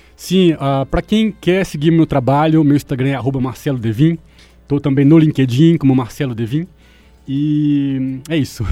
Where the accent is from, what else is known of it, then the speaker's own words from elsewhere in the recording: Belo Horizonte, Minas Gerais, Brazil; moved away as an adult; also born or lived in Chile / United Kingdom / São Paulo; Eu sou de Belo Horizonte, morei um tempo fora. Na verdade, tem 10 anos que eu saí de Belo Horizonte e voltei recentemente por causa da pandemia.